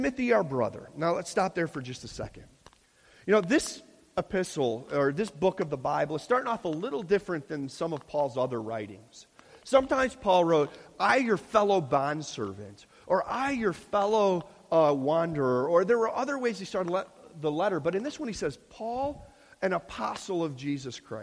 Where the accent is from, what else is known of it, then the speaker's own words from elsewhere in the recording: Chicago, Illinois, United States; moved away as an adult; now in Pennsylvania, United States; we're from the Midwest. We're from Chicago